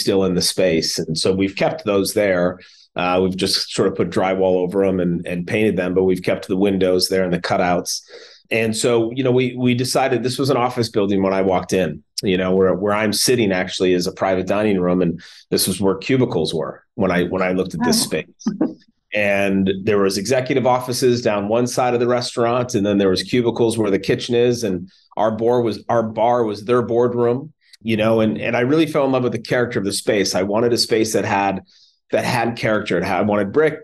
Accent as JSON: {"language": "English", "town": "Minneapolis", "region": "Minnesota", "country": "United States", "tie": "born or raised there", "also_born_or_lived": "New York City", "moved": "as an adult", "said": "I grew up in Minneapolis. My parents moved here when I was 7 years old"}